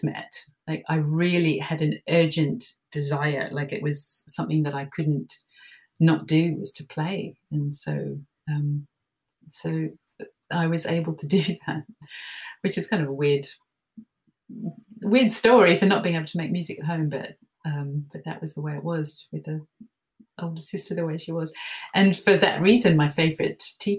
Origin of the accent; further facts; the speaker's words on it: Melbourne, Victoria, Australia; I grew up in Melbourne, Australia, and went to a convent school there